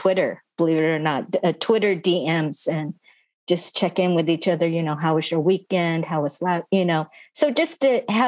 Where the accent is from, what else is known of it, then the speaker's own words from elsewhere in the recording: United States; I am Japanese American